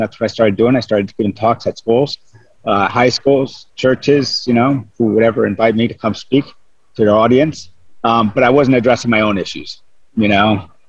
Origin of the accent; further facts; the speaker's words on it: Dover, New Jersey, United States; I was born and raised in Dover, New Jersey